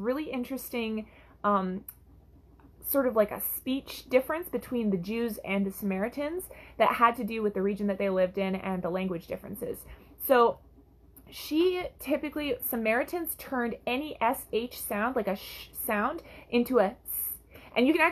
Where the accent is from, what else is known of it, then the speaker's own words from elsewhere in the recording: Canada; I'm from Canada